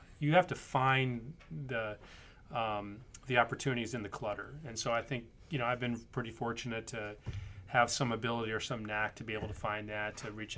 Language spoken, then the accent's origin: English; Michigan, United States; moved away as an adult; also born or lived in Los Angeles, California; now in Virginia, United States; I was a Midwesterner. I grew up in Michigan.